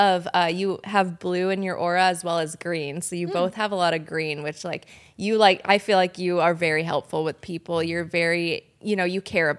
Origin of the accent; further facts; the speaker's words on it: Laguna Niguel, California, United States; also born or lived in Denver, Colorado; I was born in Denver, and then we moved here when I was younger. So I guess I pretty much grew up in California, in Laguna Niguel, Mission Viejo